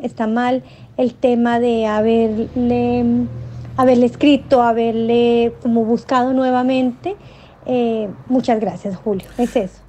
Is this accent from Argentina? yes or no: no; Colombia; now in Santiago, Chile; yo soy colombiana